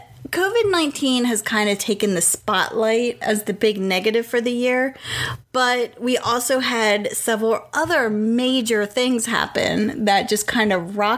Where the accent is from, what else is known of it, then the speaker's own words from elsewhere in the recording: Pennsylvania, United States; now in Raleigh, United States; we are originally from Pennsylvania. That's where all our family is